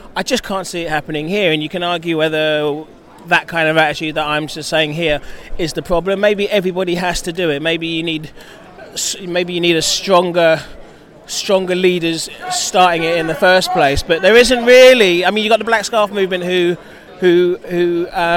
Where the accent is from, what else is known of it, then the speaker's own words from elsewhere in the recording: London, United Kingdom; where I grew up in Dulwich